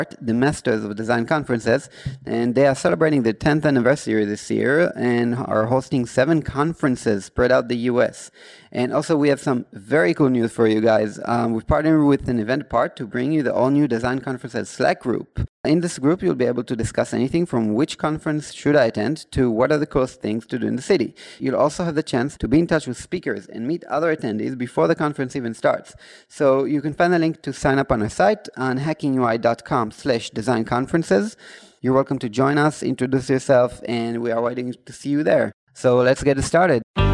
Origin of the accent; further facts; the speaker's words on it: Israel; first language Hebrew; English is a second language; we are from Israel